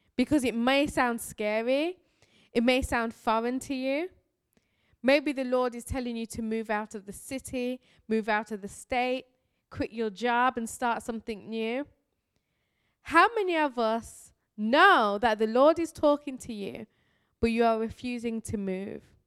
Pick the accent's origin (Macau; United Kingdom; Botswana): United Kingdom; Birmingham, West Midlands; I am from Birmingham, England. This is my real voice